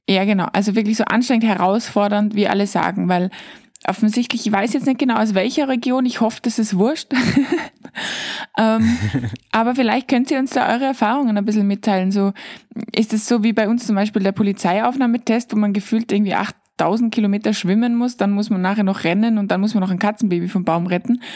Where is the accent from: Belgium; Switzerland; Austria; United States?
Austria; als Österreicher